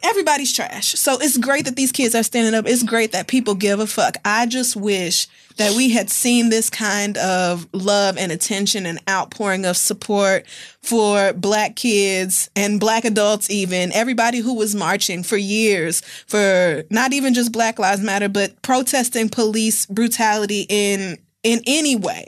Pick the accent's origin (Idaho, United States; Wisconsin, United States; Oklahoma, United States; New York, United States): Oklahoma, United States; growing up in Oklahoma, we had gun expos